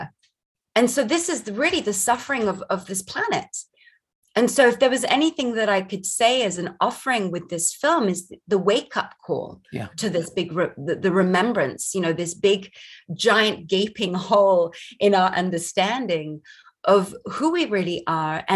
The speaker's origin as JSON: {"language": "English", "country": "Barbados", "tie": "born or raised there", "moved": "yes", "lives_now": "United States", "said": "I grew up in Barbados"}